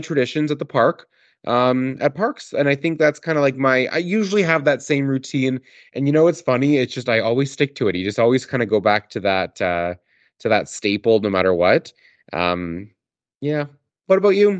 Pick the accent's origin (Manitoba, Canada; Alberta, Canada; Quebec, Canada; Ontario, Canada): Alberta, Canada; Calgary; I grew up in Calgary